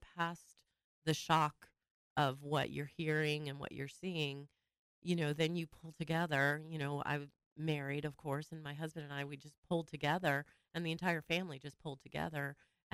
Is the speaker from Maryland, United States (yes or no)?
no; Riverside, California, United States; I actually am local here in the Riverside area